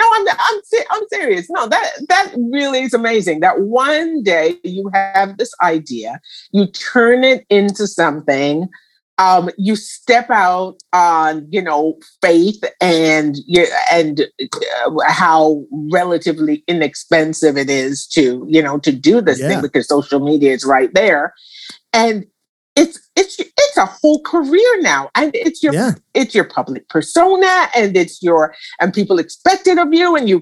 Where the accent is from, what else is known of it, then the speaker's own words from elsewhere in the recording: Jamaica; growing up in Jamaica